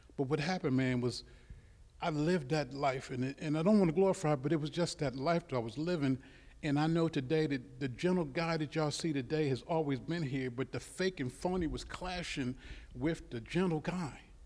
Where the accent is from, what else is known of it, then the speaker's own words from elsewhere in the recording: Baltimore, Maryland, United States; I grew up in Baltimore City